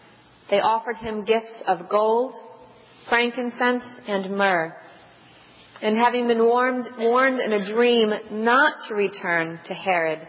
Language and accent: English; Rhode Island, United States; now in Cambridge, United States; my hometown Catholic priests in Rhode Island